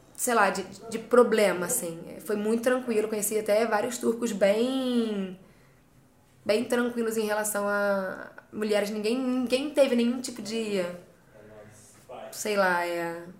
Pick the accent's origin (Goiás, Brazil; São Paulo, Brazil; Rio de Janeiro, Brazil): Rio de Janeiro, Brazil; moved away as an adult; also born or lived in England; now in United Kingdom; sou carioca, da Zona Oeste do Rio de Janeiro.